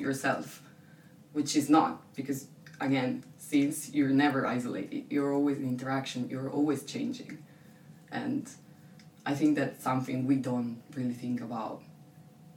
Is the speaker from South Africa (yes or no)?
no; Italy; moved away as an adult; I'm European, I'm Italian, I'm from my city